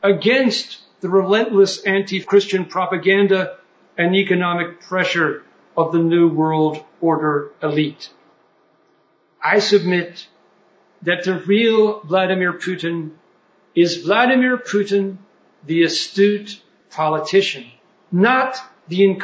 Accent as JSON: {"language": "English", "country": "United States", "said": "us Americans"}